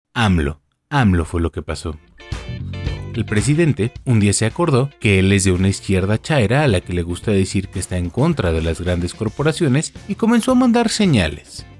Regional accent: Mexico; Aquí en México

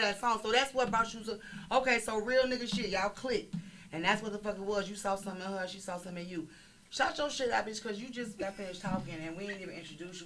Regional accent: Chicago, Illinois, United States; I'm from Chicago

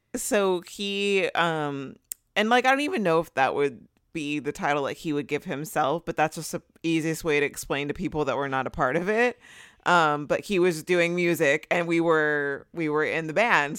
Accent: Southern California, United States; also born or lived in Los Angeles; I live in L A, and I've, I'm from Southern California originally

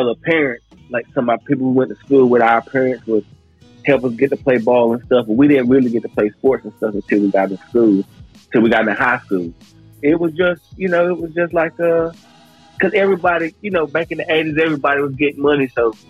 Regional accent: Cedar Grove, North Carolina, United States; I come from North Carolina, Cedar Grove. I'm an 80s baby, so you can about imagine how it was growing up in the 80s

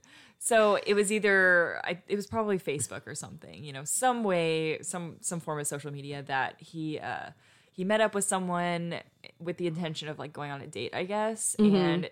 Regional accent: Houston, Texas, United States; now in The Woodlands, United States; I live in the Woodlands. I'm from Houston.

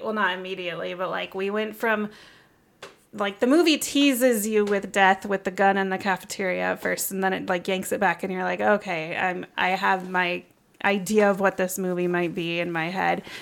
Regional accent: Nebraska, United States; growing up in Nebraska

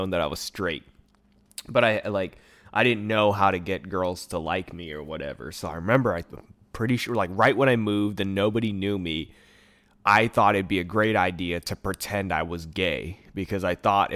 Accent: Bay Area, California, United States; also born or lived in Hayward / San Leandro / Oakland / Antioch; I've always lived in the Bay Area. I was born in Hayward, but I've like moved around. So there's like, I was like in the San Leandro, Oakland area till I was like 8. And then I moved like East Bay, like Antioch.

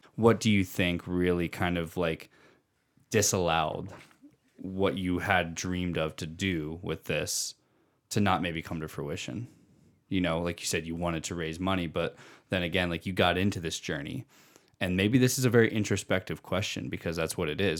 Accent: Pennsylvania, United States; moved away; I grew up in Pennsylvania

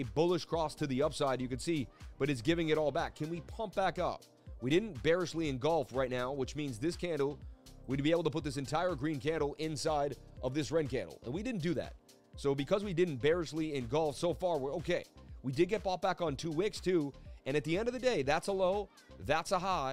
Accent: Boston, Massachusetts, United States; being Irish growing up in Boston

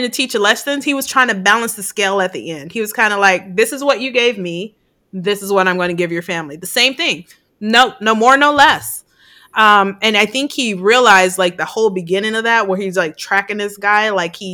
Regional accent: Chicago, Illinois, United States; now in California, United States; I grew up in Chicago

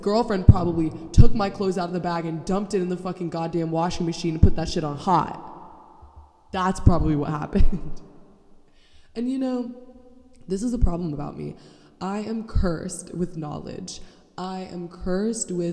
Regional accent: Orlando, Florida, United States; I am a real Florida bitch, born and raised

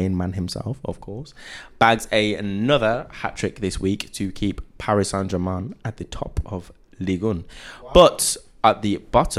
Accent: England, United Kingdom; I'm English.

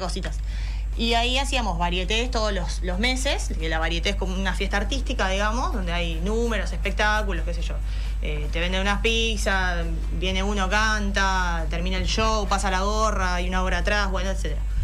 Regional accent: San Fernando, Buenos Aires Province, Argentina; moved away as an adult; now in Carmelo, Uruguay; yo soy de San Fernando

